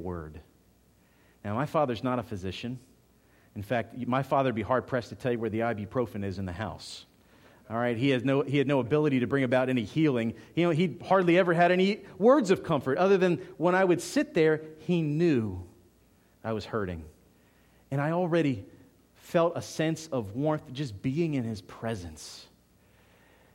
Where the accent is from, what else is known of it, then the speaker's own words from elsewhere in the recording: Philadelphia, Pennsylvania, United States; now in South Georgia, United States; growing up in Philadelphia